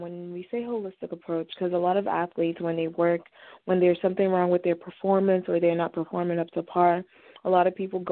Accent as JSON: {"language": "English", "country": "Nigeria", "also_born_or_lived": "Boston area", "moved": "yes", "lives_now": "Boston, United States", "said": "I'm originally from Nigeria, which is in West Africa, but we've lived around the Boston area for some time now"}